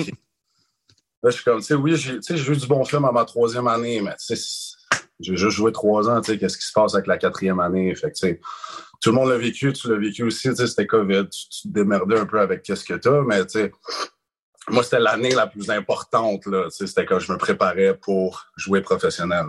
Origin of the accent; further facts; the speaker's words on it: Quebec, Canada; je suis un petit Québécois